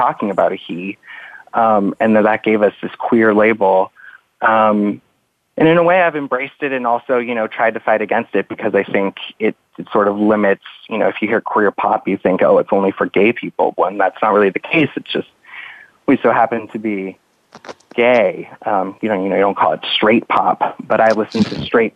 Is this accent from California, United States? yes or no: yes; Los Angeles area, California, United States; I remember taking the Metrolink, which is a train here